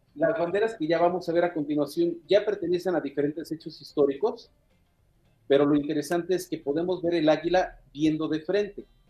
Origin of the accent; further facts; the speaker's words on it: Mexico; todos los que somos mexicanos